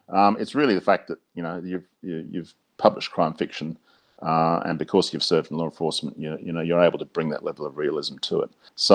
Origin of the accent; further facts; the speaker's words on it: Australia; We've got four Brits, one Canadian, and myself as the Australian representative in there.